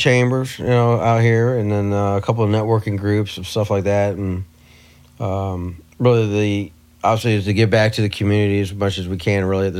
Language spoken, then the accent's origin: English; Missouri, United States; I'm from Missouri